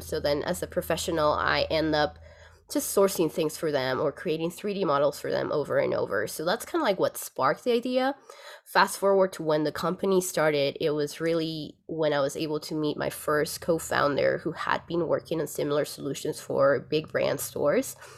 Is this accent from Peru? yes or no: yes; Lima, Peru; moved away as an adult; now in Aspen, United States; I'm originally from Lima, Peru